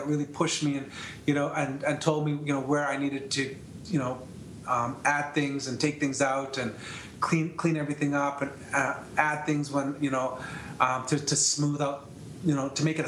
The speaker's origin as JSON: {"language": "English", "country": "Canada", "said": "I'm from Canada"}